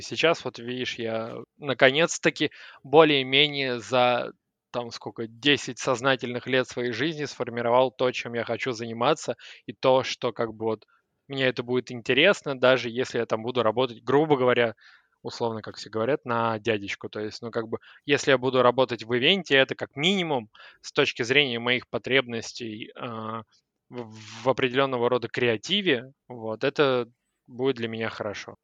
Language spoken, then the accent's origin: Russian; Moscow, Russia; я москвич, который хочет свалить.